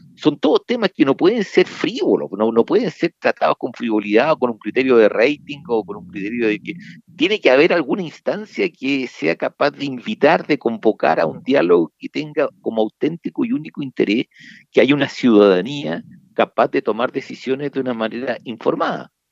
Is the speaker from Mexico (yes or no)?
no; Chile; nosotros como chilenos